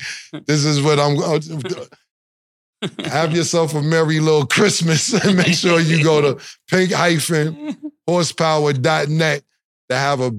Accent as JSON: {"language": "English", "region": "East Coast", "country": "United States", "moved": "as an adult", "lives_now": "West Coast, United States", "said": "we're all originally from the East Coast"}